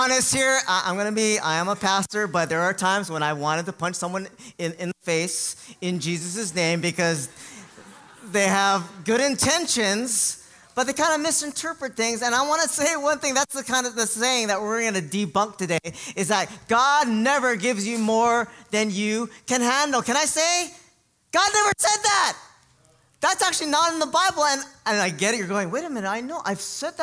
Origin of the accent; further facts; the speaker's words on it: Hawaii, United States; growing up in Hawaii